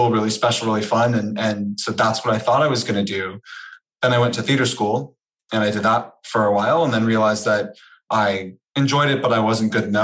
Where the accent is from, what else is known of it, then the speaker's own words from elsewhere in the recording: Canada; moved away as an adult; also born or lived in Toronto; now in New York, United States; I'm Canadian. So hopefully I've trained myself out of the oots and a boots in the podcast realm. So Canadian, I moved to New York from Toronto last May